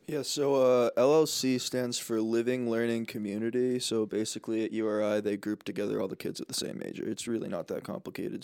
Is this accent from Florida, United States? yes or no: no; New Jersey, United States; also born or lived in Boston; I'm a Bostonian who grew up in Jersey